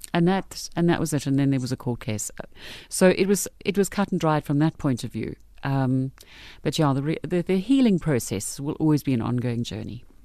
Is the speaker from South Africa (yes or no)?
yes; Brits, North West, South Africa; I grew up in Brits